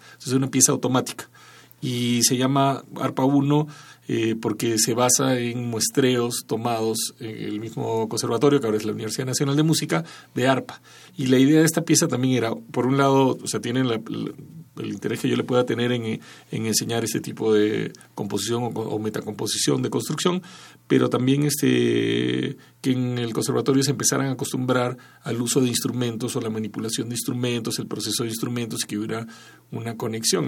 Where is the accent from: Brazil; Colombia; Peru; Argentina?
Peru; moved away as an adult; also born or lived in Barcelona, Spain / United States / Tijuana, Mexico; yo crecí en Perú y soy principalmente si hubiera que clasificarme de alguna forma peruano